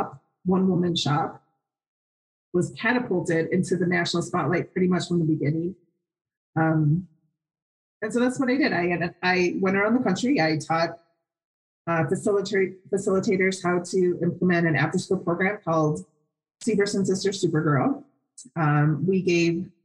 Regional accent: Wisconsin, United States; now in Phoenix, United States; I'm from Wisconsin

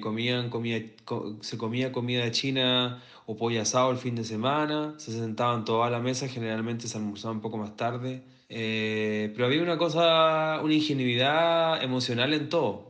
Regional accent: Santiago, Santiago Metropolitan Region, Chile; Yo nací en La Cisterna, que es bastante similar a San Miguel por lo demás

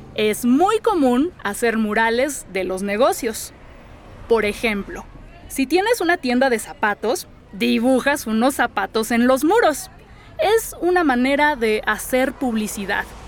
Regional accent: Mexico City, Mexico; Soy escritora y soy una verdadera chilanga

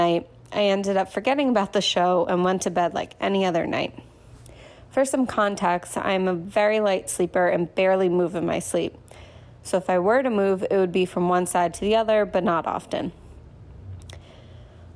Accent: New Jersey, United States; I'm from New Jersey

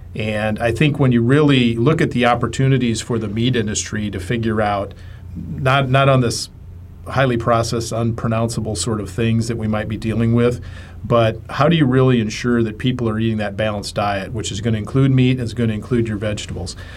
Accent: Midwest, United States; growing up in the Midwest

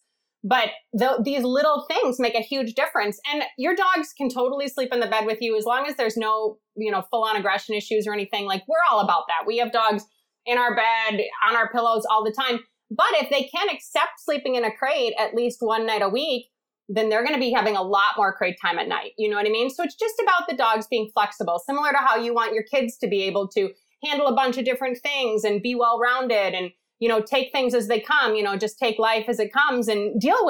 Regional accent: Chicago, Illinois, United States; now in New England, United States; I'm from the Midwest

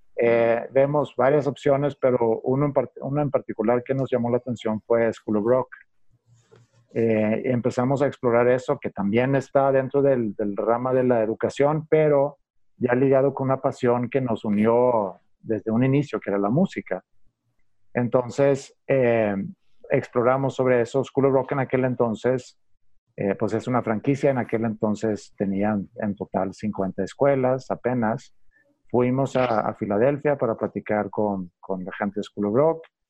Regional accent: Sweden; Spanish is a second language; moved away as an adult; also born or lived in Stockholm; now in Mexico; estudié administración en la Universidad de Estocolmo y cuando terminé mis estudios, eh, pues por, por, por, el amor, puedo decir, eh, quise venir a México para tratar de, bueno, aprender español

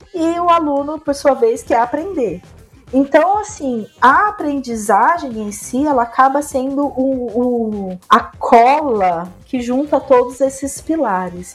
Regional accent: interior of São Paulo, Brazil; Eu sou do interior de São Paulo

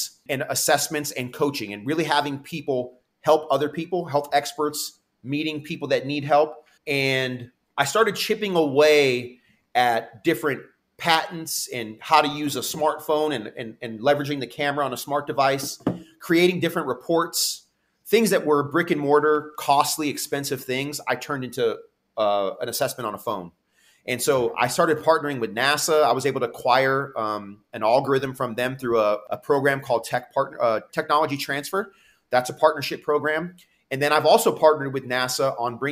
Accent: Santa Cruz, California, United States; also born or lived in San Diego; I'm Santa Cruz and San Diego. Those are like my hometown A and hometown

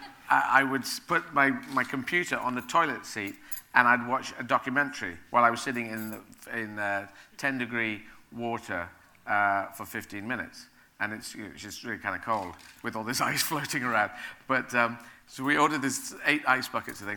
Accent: Aden, Yemen; moved away; also born or lived in Sheffield; I was born in Yemen. I was born in the city of Aden

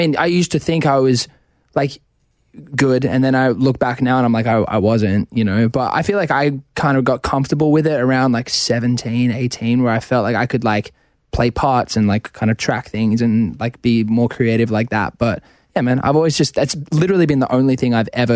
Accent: Australia; being Australian

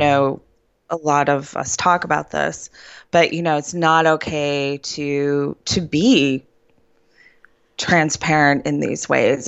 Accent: Cleveland, Ohio, United States; moved away as an adult; also born or lived in central Pennsylvania; now in Pennsylvania, United States; I'm from Cleveland, Ohio

